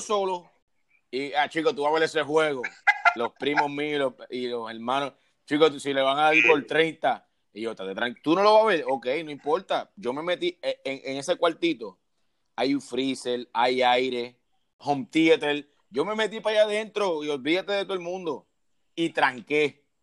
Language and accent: Spanish; San Juan, Puerto Rico; soy de San Juan, Puerto Rico, la capital de ella